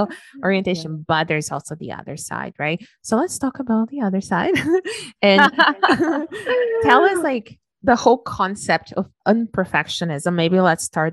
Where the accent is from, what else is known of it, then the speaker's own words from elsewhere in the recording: Brazil; moved away as an adult; I was raised in Brazil. I lived there for the first 21 years of my life